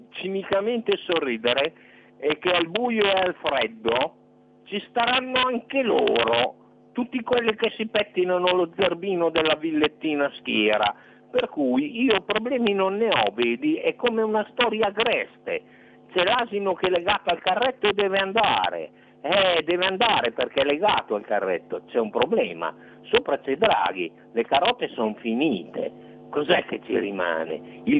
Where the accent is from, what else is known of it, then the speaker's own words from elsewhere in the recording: Reggio Emilia, Emilia-Romagna, Italy; io sono di Reggio Emilia